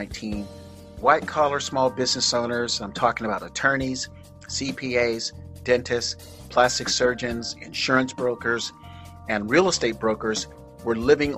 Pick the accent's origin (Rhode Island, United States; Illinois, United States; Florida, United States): Florida, United States; South; My hometown people in South Florida